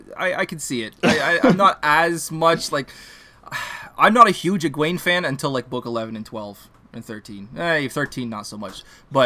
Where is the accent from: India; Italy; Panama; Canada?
Canada; I'll say this as a Canadian